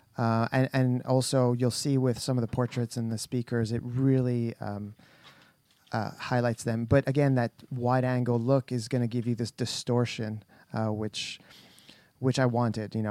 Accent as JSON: {"language": "English", "country": "Canada", "said": "We're very Canadian"}